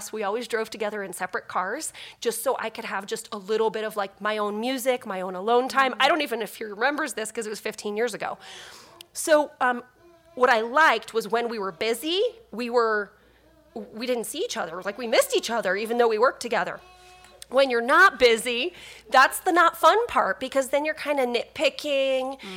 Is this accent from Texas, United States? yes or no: no; New Jersey, United States; now in Peoria, United States; That's where Brian's from. So I'm from New Jersey, met him in St. Louis, followed him to Peoria.